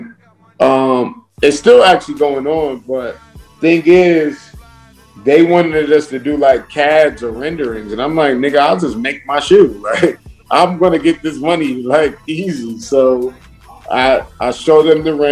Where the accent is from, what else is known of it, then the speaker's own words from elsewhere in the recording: New Jersey, United States; I'm from Jersey